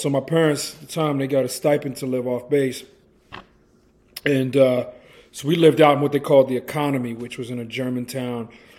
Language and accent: English; England, United Kingdom; now in United States; here I come from England being raised around British people and American people on the base in England.